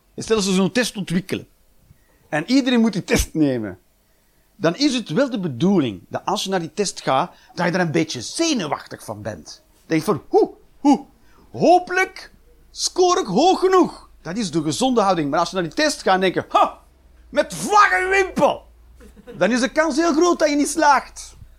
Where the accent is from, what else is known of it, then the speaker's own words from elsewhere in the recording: Flanders, Belgium; moved away as an adult; now in Netherlands; in Nederland te wonen, zeker als Belg